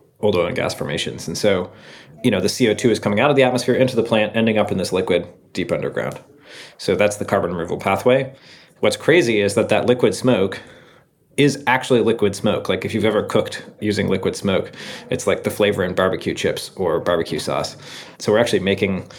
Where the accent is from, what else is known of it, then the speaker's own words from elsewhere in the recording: Seattle, Washington, United States; moved away as an adult; I grew up in Seattle